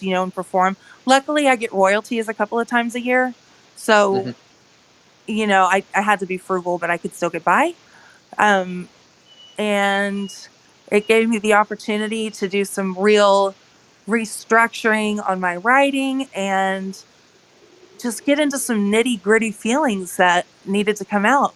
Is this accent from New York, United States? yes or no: no; Austin, Texas, United States; now in Midwest, United States; originally from Austin, Texas, but living in the Midwest now